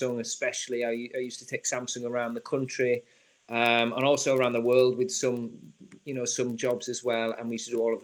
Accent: Yorkshire and the Humber, United Kingdom; moved away; also born or lived in London; I grew up in trusty and very thrifty environment in Yorkshire. So I'm a Yorkshire man

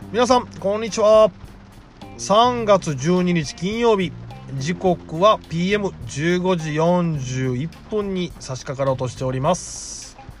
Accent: Sakai, Osaka, Japan; 私堺で生まれて堺で育ってる

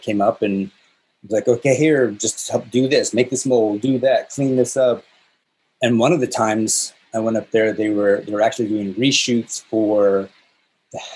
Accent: the Northwest, Pacific Northwest, United States; moved away as an adult; also born or lived in California; I grew up in the Northwest, outside of Seattle and outside of Portland.

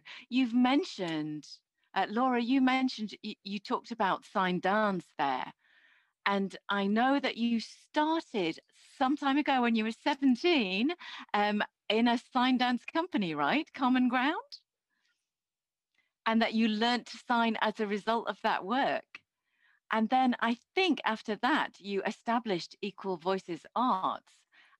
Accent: Christchurch, Canterbury, New Zealand; No, I'm from Christchurch, so I know that you're in a different part of the island, right?

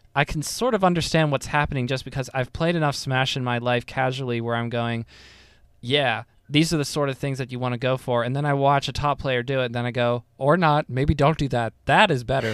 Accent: United States; I am a very dumb poorly educated American

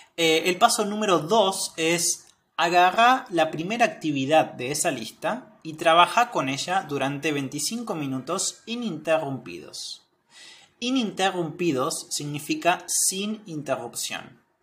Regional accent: Argentina; soy de Argentina

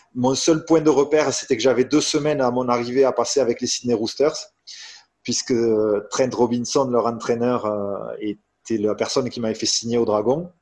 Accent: France; je suis français

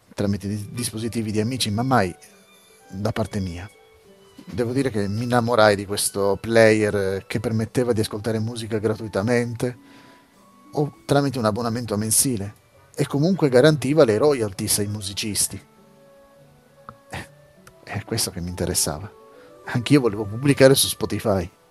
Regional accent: Italy; in Italia, mio paese natio, paese in cui vivo

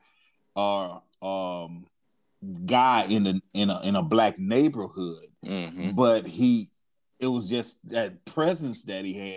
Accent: the South, United States; I'm from the South.

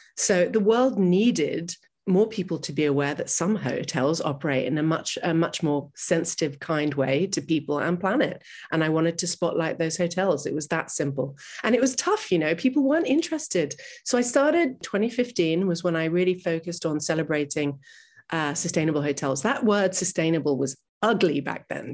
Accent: New York City, New York, United States; I grew up in New York City

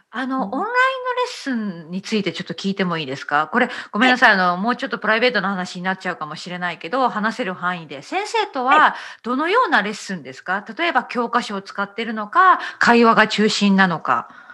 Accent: Okayama, Japan; 私のふるさと岡山

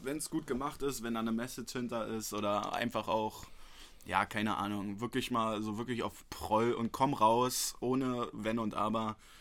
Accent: Berlin, Germany; ich bin hier in Berlin geboren, bin hier aufgewachsen

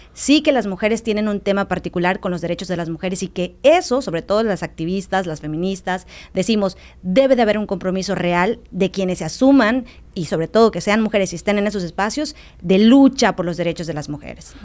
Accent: Dos Aguadas, Quintana Roo, Mexico; esto a lo que pertenezco, que es mis raíces en, en Dos Aguadas, en la zona limítrofe

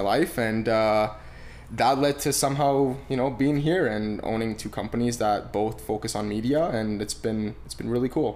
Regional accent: Romania; now in Canada; I was born in Romania, very humble beginnings. Uh, I didn't. I mean, we grew up on a in a town of 300 people.

